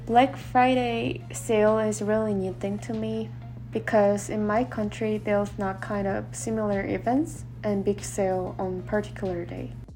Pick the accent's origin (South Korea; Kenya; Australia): South Korea; English is a second language; moved away as an adult; now in Utah, United States